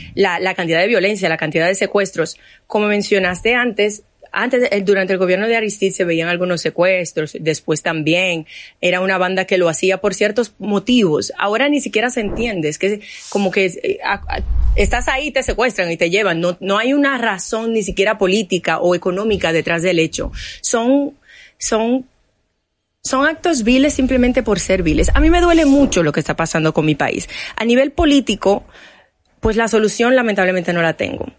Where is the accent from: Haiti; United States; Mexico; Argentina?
Haiti; now in Dominican Republic